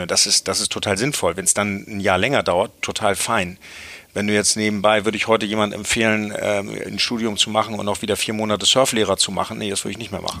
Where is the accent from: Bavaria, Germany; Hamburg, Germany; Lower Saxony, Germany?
Hamburg, Germany; Ich bin, bin in Hamburg aufgewachsen